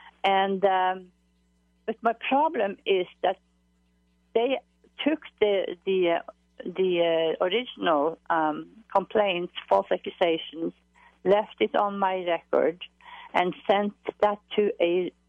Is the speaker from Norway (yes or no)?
yes; Norway; accent: Norwegian; I'm from Norway.